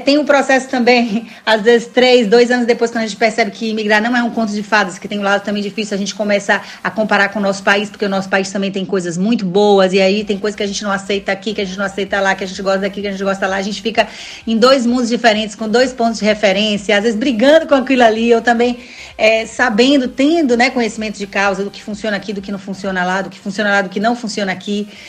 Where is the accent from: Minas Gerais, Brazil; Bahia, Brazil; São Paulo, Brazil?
Bahia, Brazil; Salvador; Eu sou de Salvador, sou baiana de Salvador